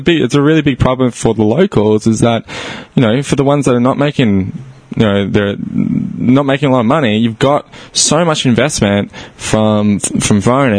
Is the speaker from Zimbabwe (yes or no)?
no; Australia; moved away; I'm Australian